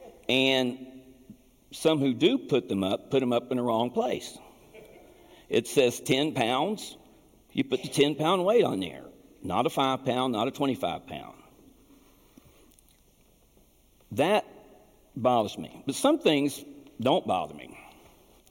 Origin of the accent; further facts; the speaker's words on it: Appalachia, United States; I grew up in Appalachia